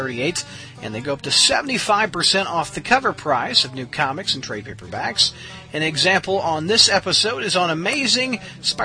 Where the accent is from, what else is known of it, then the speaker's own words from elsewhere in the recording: Joplin, Missouri, United States; my hometown of Joplin, Missouri